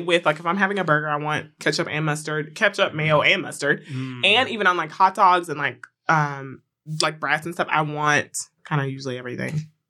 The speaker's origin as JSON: {"language": "English", "region": "Florida", "country": "United States", "said": "as a person who is from the South, Florida"}